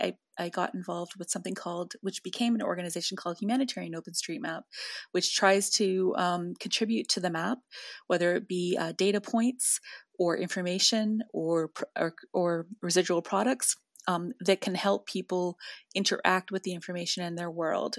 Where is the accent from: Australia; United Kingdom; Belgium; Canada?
Canada; Northern Canada; I'm from Northern Canada